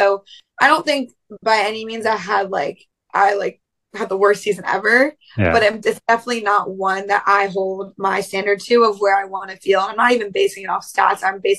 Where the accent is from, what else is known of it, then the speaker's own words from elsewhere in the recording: Pennsylvania, United States; I'm from Pennsylvania.